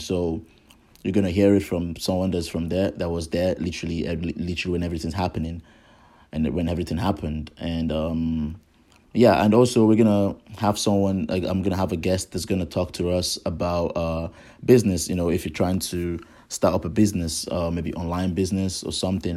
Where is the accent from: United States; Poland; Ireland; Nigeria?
Nigeria; I am from Nigeria.